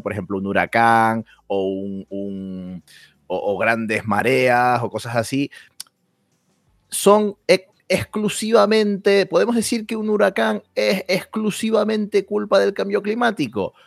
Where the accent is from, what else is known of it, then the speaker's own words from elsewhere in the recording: Canary Islands, Spain; mi identidad como canario